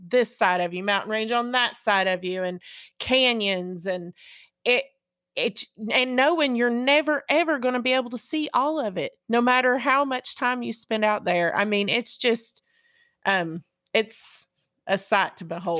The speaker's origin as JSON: {"language": "English", "region": "East Tennessee", "country": "United States", "tie": "born or raised there", "said": "being from East Tennessee and growing up in the South"}